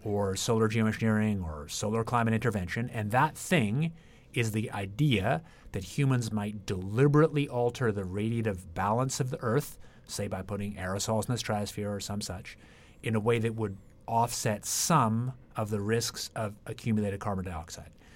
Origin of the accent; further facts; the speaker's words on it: Ottawa, Ontario, Canada; moved away as an adult; also born or lived in Toronto / Britain / Cambridge, Massachusetts; I grew up in Ottawa, Canada